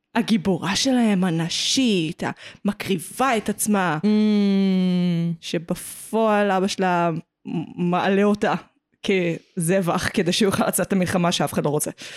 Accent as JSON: {"language": "Hebrew", "town": "Petah Tikva", "region": "Central District", "country": "Israel", "tie": "born or raised there", "said": "גדלתי בפתח תקווה"}